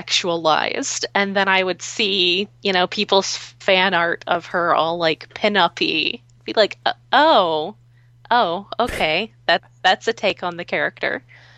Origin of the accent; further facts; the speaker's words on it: Bronx, New York, United States; because, you know, I'm also from the Bronx.